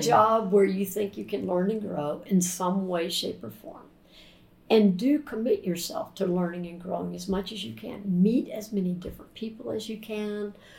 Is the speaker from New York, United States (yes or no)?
no; Jacksonville, Florida, United States; growing up in Florida. And during the first 12 years of my life, when we lived in Jacksonville